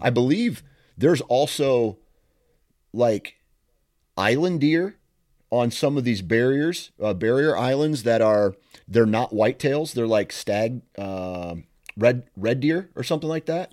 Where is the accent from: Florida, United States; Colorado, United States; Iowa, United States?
Iowa, United States; I'm here from Iowa